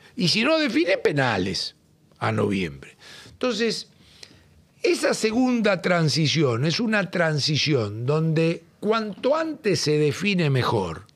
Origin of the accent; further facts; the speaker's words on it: Argentina; cuando salí de la Argentina